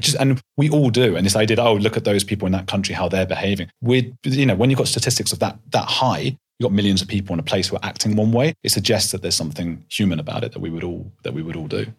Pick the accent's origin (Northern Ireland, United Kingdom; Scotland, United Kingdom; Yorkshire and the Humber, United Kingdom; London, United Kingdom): London, United Kingdom; also born or lived in Leeds; I grew up in North London